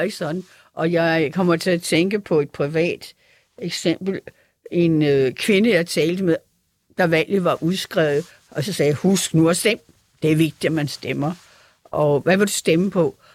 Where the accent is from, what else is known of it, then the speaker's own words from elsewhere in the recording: Frederiksberg, Capital Region of Denmark, Denmark; jeg havde jo det der konservativ udgangspunkt i mit barndomshjem på Frederiksberg